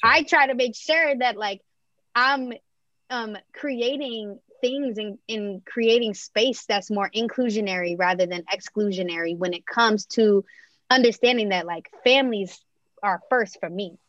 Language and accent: English; Montgomery County, Maryland, United States; growing up in Montgomery County, Maryland, which is actually has some of the most diverse cities in the nation.